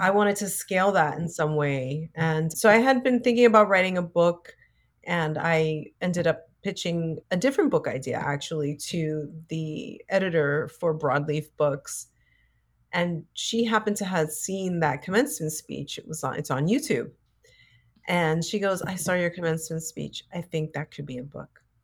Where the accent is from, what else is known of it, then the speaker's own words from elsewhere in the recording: New York City, New York, United States; growing up in the Bronx